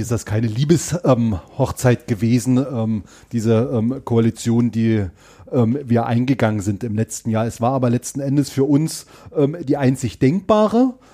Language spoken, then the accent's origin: German; Görlitz, Saxony, Germany; in meiner Heimatstadt ähm, Görlitz-Skorzelitz